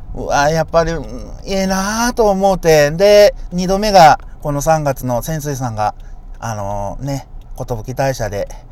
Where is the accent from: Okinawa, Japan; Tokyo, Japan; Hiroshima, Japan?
Hiroshima, Japan; 僕ら広島人